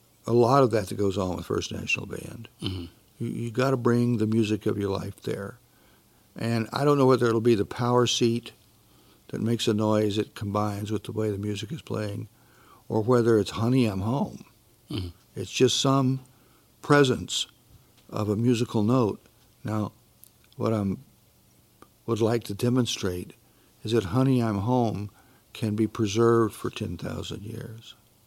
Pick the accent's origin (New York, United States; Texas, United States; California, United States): Texas, United States; No, I was born and raised in Texas, but I was all over. My family was all over Texas.